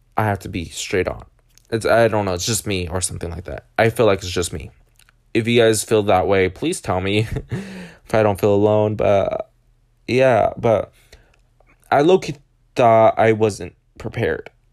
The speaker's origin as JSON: {"language": "English", "region": "Washington", "country": "United States", "tie": "born or raised there", "moved": "yes", "lives_now": "California, United States", "said": "Washington, mostly because it's my home state"}